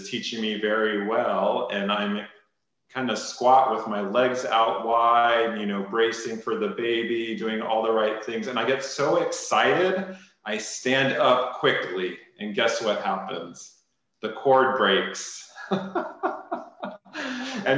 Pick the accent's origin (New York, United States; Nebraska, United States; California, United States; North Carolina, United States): California, United States; Orange County; I was raised in Orange County myself